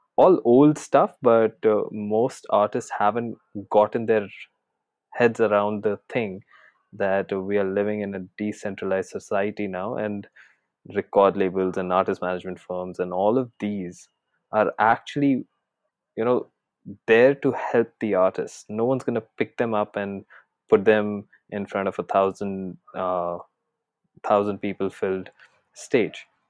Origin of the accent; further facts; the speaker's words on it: Jaipur, Rajasthan, India; moved away as an adult; also born or lived in Mumbai; I had actually shifted back to my hometown, which is in Jaipur, Rajasthan from Mumbai